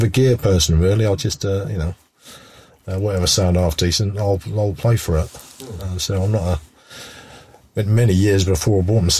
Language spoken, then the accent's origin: English; East Anglia, East of England, United Kingdom; we come from East Anglia.